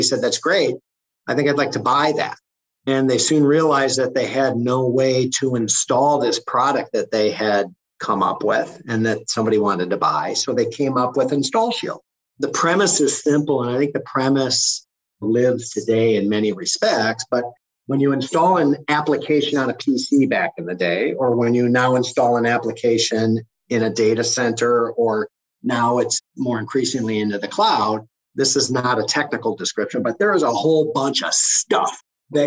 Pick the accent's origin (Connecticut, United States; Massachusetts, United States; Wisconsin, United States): Wisconsin, United States; Green Bay; I was raised in Green Bay, just a little bit over a mile from Lambeau Field